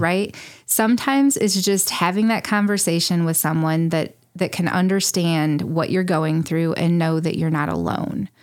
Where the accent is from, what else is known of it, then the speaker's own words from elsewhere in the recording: Lyndon, Illinois, United States; also born or lived in Springfield, Illinois; now in Morrison, United States; I grew up in Wyatt State County in Linden, outside of Linden